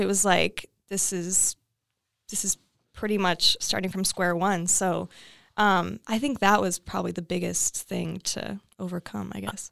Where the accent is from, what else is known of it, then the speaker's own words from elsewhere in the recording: Iowa, United States; moved away as an adult; now in Los Angeles, United States; I grew up in Iowa